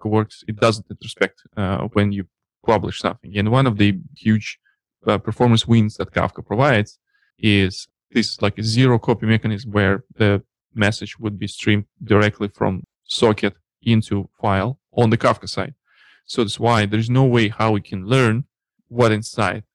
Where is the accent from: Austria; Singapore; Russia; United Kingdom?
Russia; accent: Russian; English is a second language; My Russian accent